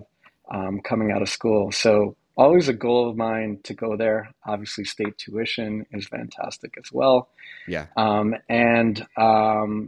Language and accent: English; Long Island, New York, United States; I grew up on Long Island in a suburb about 45 minutes from Manhattan